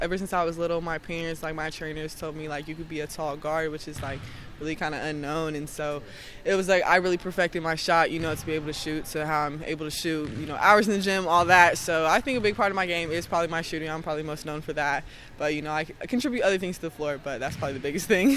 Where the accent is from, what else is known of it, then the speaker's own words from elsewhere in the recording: Texas, United States; moved away; also born or lived in Missouri / New York; I grew up in Texas, and then my parents and stuff moved down to Missouri Missouri.